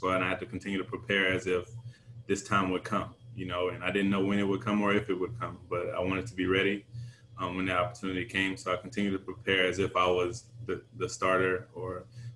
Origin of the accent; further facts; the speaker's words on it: Jacksonville, Florida, United States; now in Miami, United States; my hometown